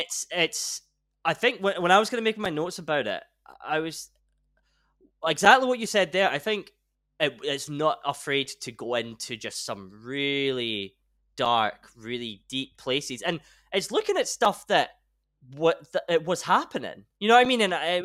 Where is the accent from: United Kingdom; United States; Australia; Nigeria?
United Kingdom; Scotland; we're both Scottish